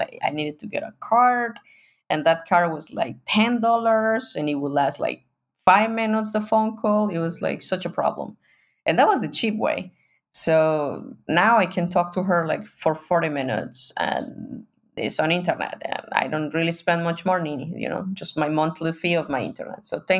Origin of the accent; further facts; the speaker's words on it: Mexico; I'm from Mexico, but I was a privileged person in Mexico.